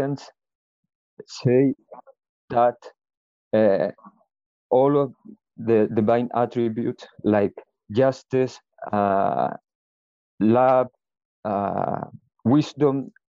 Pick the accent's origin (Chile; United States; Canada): Chile; English is a second language; I'm from Chile